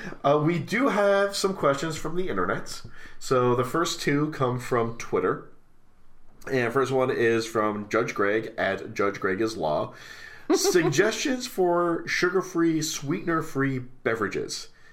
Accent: United States; I'm old and I'm American

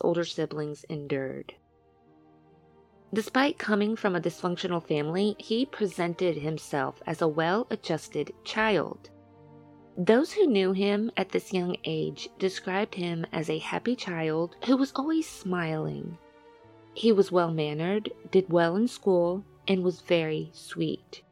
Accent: Louisiana, United States; I'm from Louisiana

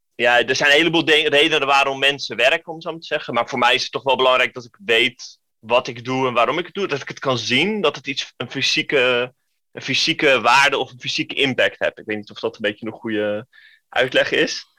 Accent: Den Helder, North Holland, Netherlands; ik kom uit Den Helder

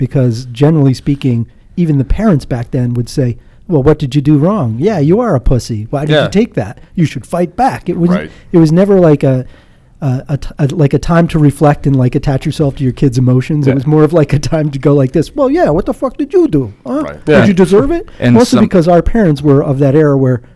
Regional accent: New Hampshire, United States; I'm from New Hampshire

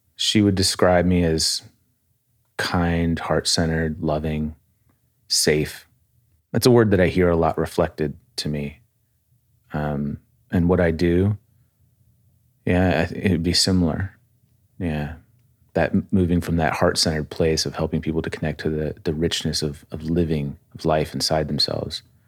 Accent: outside of Springfield, Massachusetts, United States; I was born in Massachusetts outside of Springfield

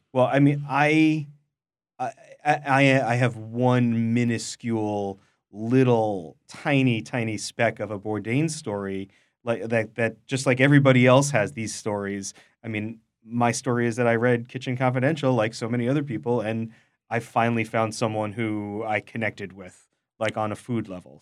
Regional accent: New York City, New York, United States; I am also from Queens

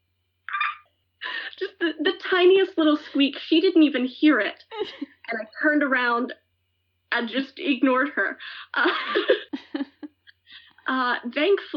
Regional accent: Alabama, United States; moved away as an adult; now in North Bennington, United States; I grew up mostly in Alabama

